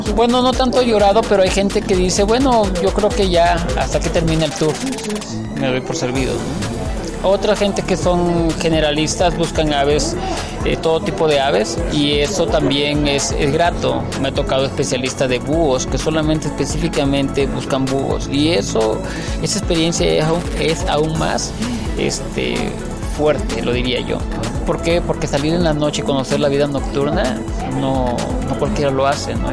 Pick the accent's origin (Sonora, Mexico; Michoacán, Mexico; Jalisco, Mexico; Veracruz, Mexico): Veracruz, Mexico; now in Chiapas, Mexico; digo Chiapas porque ahí vivo, pero yo soy de Veracruz